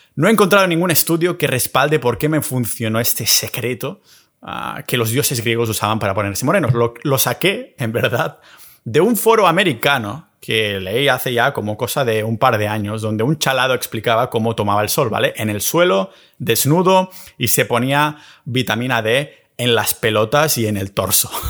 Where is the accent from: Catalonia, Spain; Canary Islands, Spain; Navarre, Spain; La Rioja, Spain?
Catalonia, Spain; a village near Barcelona; en mi pueblo cerca de Barcelona